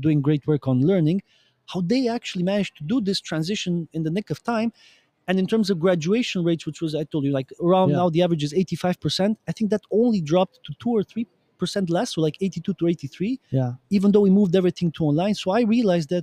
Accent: Romania; now in Brussels, Belgium; in Romania, my home country, because I'm originally from Romania

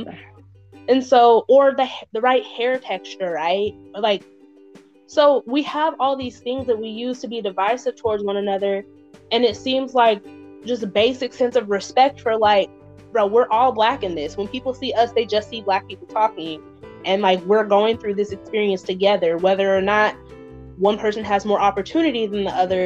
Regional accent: Utah, United States; also born or lived in Mississippi; I'm from Utah by way of Mississippi

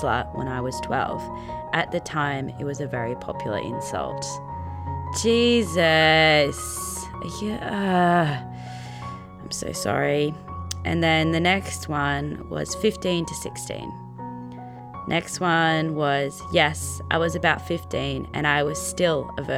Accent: Australia; as an Australian

